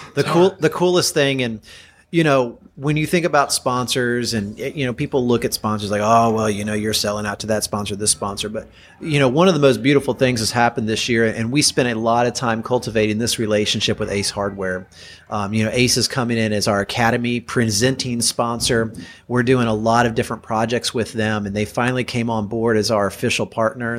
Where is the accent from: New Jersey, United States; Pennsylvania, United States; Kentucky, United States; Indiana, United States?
Kentucky, United States; also born or lived in Chicago area, Illinois; now in Chicago, United States; I'm from Kentucky and I've lived in the Chicago area for 18 years